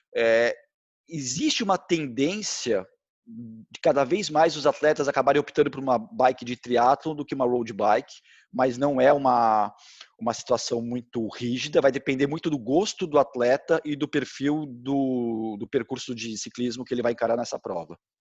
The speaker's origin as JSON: {"language": "Portuguese", "region": "São Paulo", "country": "Brazil", "tie": "born or raised there", "said": "eu sou de São Paulo, morava na Vila Mariana"}